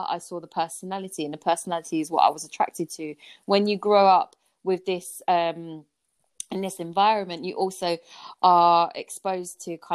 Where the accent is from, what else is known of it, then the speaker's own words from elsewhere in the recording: Vietnam; now in United Kingdom; Like a typical Vietnamese person doesn't go out as many times